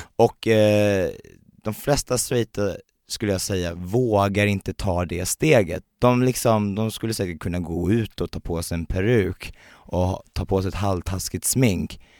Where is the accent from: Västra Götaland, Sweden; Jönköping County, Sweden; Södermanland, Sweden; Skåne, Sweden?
Jönköping County, Sweden; Värnamo; also born or lived in Uppsala; now in Stockholm, Sweden; jag kommer från, eh, Värnamo, en liten